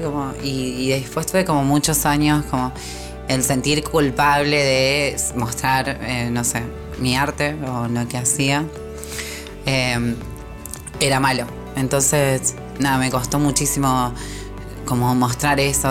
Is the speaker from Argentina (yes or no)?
yes; Rosario, Santa Fe, Argentina; yo allá cuando era chica en Rosario